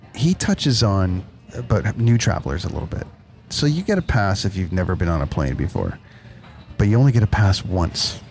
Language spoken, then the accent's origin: English; Canada; I'm Canadian